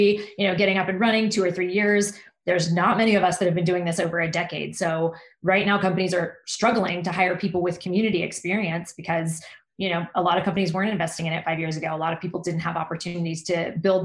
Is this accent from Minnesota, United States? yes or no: no; Texas, United States; I'm a Texan.